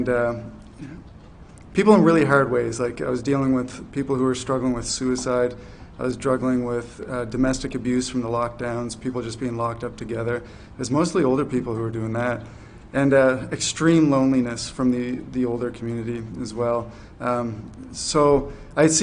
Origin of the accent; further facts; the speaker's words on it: New Brunswick, Canada; moved away as an adult; also born or lived in Fredericton, New Brunswick; now in Charlottetown, Canada; I'm from New Brunswick, and for 11 years I did ministry in New Brunswick, Fredericton.